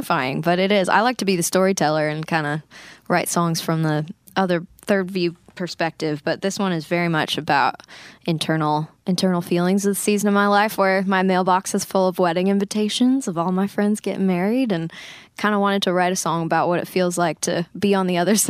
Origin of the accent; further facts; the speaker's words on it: Grand Prairie, Alberta, Canada; it's this concert fundraiser we do up in my hometown in Grand Prairie, Alberta, for our local youth shelter.